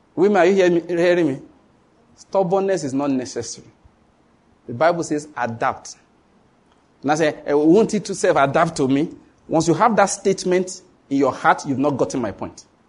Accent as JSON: {"language": "English", "country": "Nigeria", "said": "I come from Nigeria"}